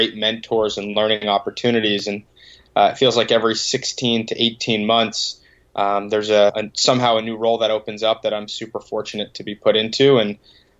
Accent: Boston, Massachusetts, United States; grew up a couple minutes outside the city

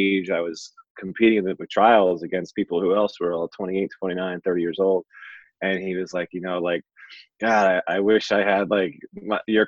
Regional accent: Burlington County, New Jersey, United States; I'm born and raised in South Jersey, right in the Burlington County area.

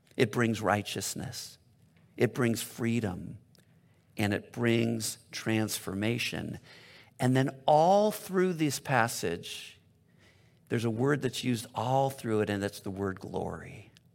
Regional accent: La Cañada Flintridge, California, United States; I've been Southern California my whole life. I grew up in Loch and Yachta, which is over by Pasadena

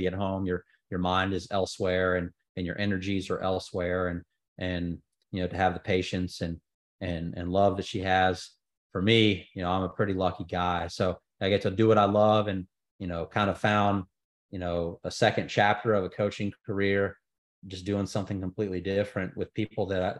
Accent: Houston, Texas, United States; now in Birmingham, United States; I'm from Houston

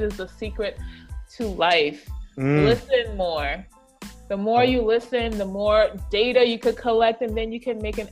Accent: British Virgin Islands; moved away; the British Virgin Islands, that is where I was raised in the Caribbean

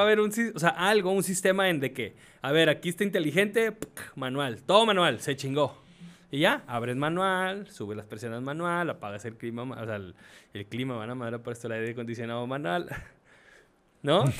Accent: Mexico; yo lo estoy diciendo como mexicano

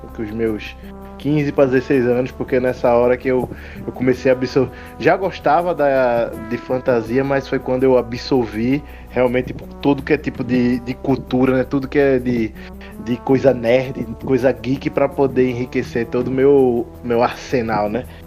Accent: Recife, Pernambuco, Brazil; tenho 29 anos, sou de Recife

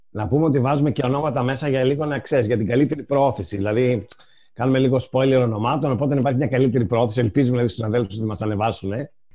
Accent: northern Greece, Greece; εγώ είμαι από τη Βόρεια Ελλάδα

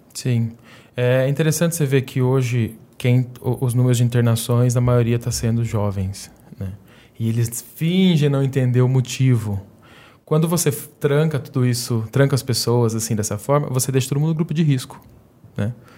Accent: interior of São Paulo, Brazil; a gente é interior de São Paulo

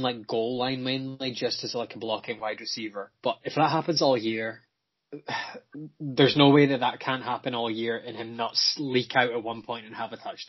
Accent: United Kingdom; because I'm British.

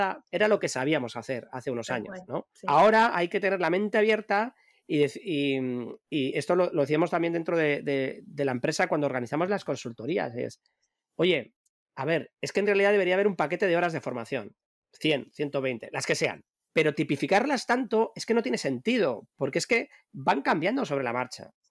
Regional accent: Madrid, Community of Madrid, Spain; now in Bilbao, Spain; Yo en mi propio barrio, donde yo nací en, Madrid, en un, barrio de, de, hortaleza, de obreros

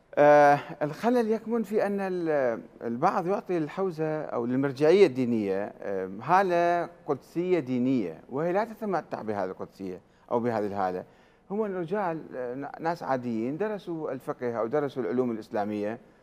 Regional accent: Iraq; احنا عراقيين

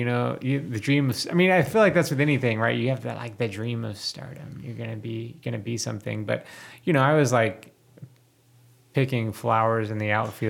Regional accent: Houston, Texas, United States; I grew up in Houston, which is like easily more than 6 million people.

